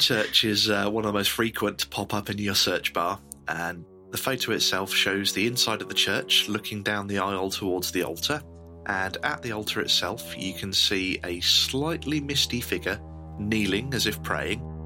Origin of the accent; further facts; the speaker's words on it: Northamptonshire, East Midlands, United Kingdom; we're not exactly short of ghosts and legends in Northamptonshire